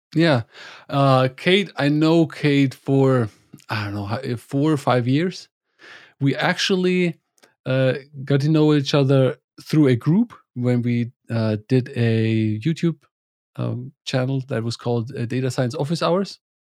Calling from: northern Bavaria, Germany; I'm calling from Germany, from northern Bavaria, where I live with my family, wife, and the two kids

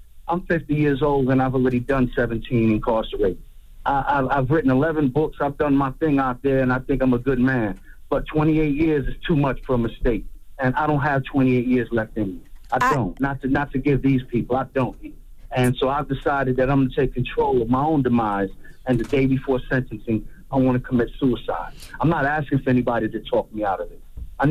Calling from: Fayetteville, North Carolina, United States; I'm calling from Fayetteville, North Carolina.

